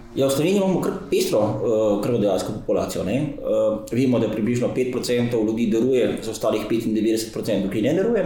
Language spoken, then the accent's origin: Slovenian; Slovenia